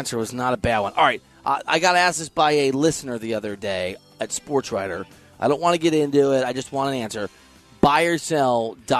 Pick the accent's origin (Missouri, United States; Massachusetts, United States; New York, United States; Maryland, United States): Missouri, United States; moved away; Missouri, where I'm from, where I went to college, is the Show Me State.